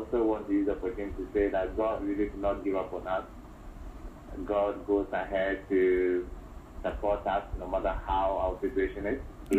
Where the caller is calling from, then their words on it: Accra, Greater Accra, Ghana; I'm calling from Accra.